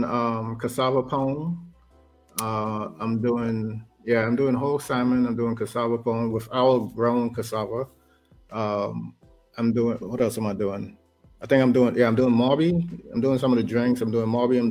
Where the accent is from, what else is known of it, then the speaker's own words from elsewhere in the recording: Castries, St. Lucia; also born or lived in Korea; now in Alaska, United States; growing up in St. Lucia, that's exactly the life that I had. You know, we had we lived in Castries